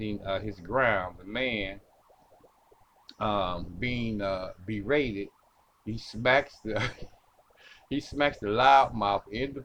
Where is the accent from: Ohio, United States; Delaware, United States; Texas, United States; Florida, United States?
Ohio, United States; This is my home state too, ladies and gentlemen. This is Elyria, Ohio